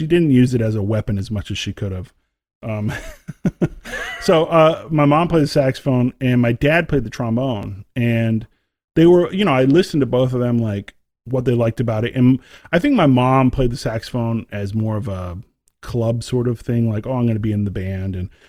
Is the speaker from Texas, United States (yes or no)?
yes; Texas, United States; you know, as you know, growing up in Texas, you have to join the band. You have to do it.